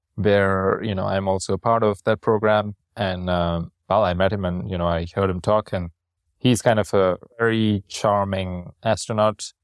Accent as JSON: {"language": "English", "town": "Chennai", "region": "Tamil Nadu", "country": "India", "moved": "yes", "said": "I'm from Chennai and we have our food"}